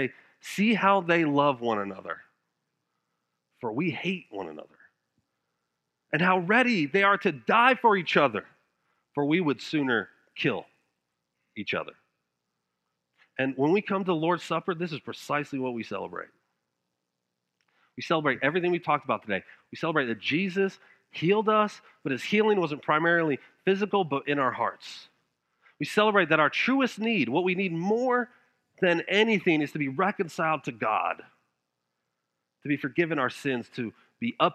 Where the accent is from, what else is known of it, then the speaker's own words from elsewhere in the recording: Denver, Colorado, United States; moved away as an adult; now in South Georgia, United States; I'm from Denver, Colorado